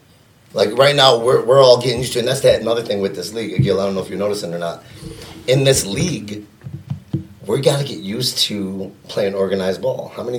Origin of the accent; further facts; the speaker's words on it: Dearborn, Michigan, United States; I went to Edsel Ford High School. I lived in this neighborhood. Like I said, you're in my end of the town when I say it, but I grew up in West Dearborn, just down the street from you.